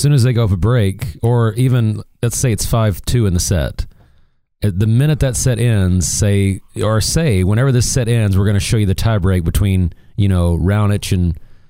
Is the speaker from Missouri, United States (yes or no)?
yes; Missouri, United States; now in Dallas, United States; I was born in Missouri, and Missouri is no good in basketball anymore. And we don't have a big Division I college here in Dallas